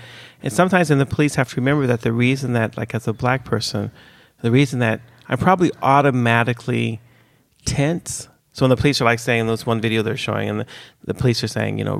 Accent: California, United States; moved away as an adult; now in Sweden; I was born in California.

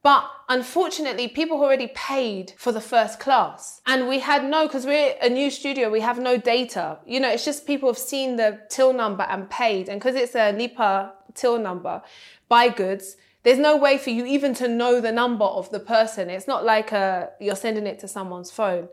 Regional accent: Nigeria; I'm Nigerian

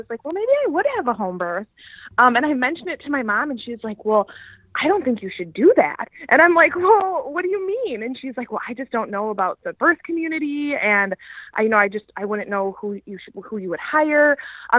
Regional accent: Madison, Wisconsin, United States; I am from Madison, Wisconsin. And me and my husband are actually born and raised in Madison

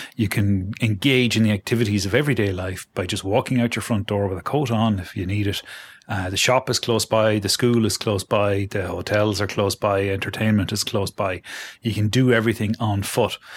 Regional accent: Galway, Connacht, Ireland; now in Dublin, Ireland; Galway, my hometown

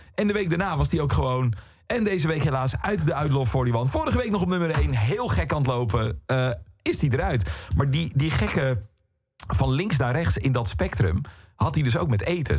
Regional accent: Boskoop, South Holland, Netherlands; moved away as an adult; also born or lived in Alphen aan de Rijn / Utrecht; ik kom uit Boskoop. Uh, supermooi dorp, leuk dorp, maar natuurlijk wel gewoon echt een klein dorpje. En ik had dan op school gezeten in Alphen aan de Rijn jarenlang

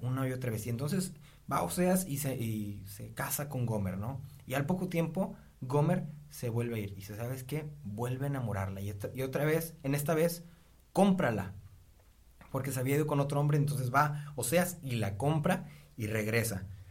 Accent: Río Bravo, Tamaulipas, Mexico; soy originario de Río Bravo, Tamaulipas

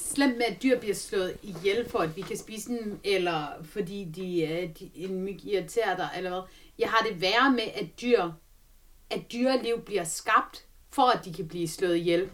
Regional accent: Denmark; jeg er fra Jylland

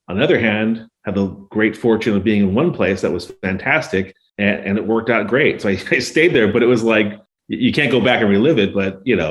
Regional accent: St. Louis, Missouri, United States; moved away as an adult; also born or lived in Los Angeles, California; now in Lafayette, United States; I grew up in the Midwest, grew up in St. Louis

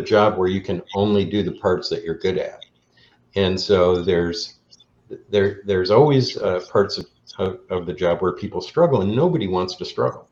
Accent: Chicago, Illinois, United States; I'm from Chicago

